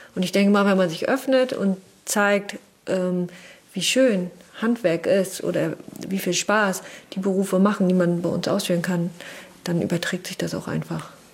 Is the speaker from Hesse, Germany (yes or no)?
no; Wismar, Mecklenburg-Vorpommern, Germany; Wir kommen aus Wismar